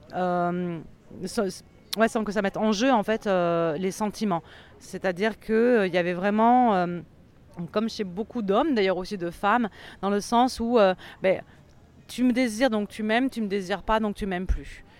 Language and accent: French; France; en tant que Française